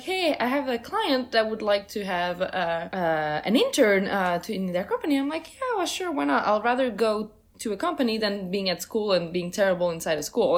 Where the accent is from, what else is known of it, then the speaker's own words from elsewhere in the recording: Switzerland; English is a second language; also born or lived in Portugal; now in New York City, United States; I was born in Portugal and moved to Switzerland when I was 4 years old.